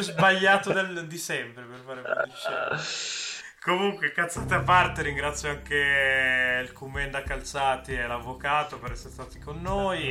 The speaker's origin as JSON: {"language": "Italian", "town": "Milan", "region": "Lombardy", "country": "Italy", "said": "sono milanese"}